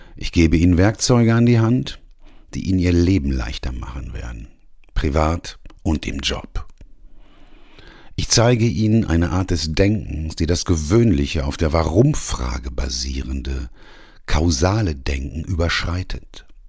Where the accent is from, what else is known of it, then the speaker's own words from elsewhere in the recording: Ruhr area, North Rhine-Westphalia, Germany; Ich bin nämlich Arbeiterkind. Ich komme aus dem Ruhrgebiet, hab im Bergbau gelernt und gearbeitet